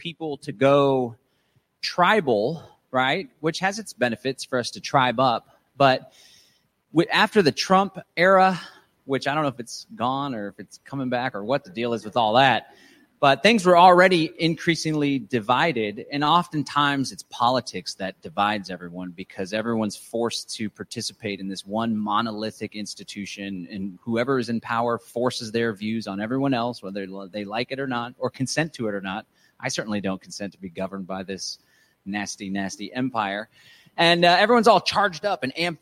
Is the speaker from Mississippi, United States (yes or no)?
no; Texas, United States; I'm a Texan.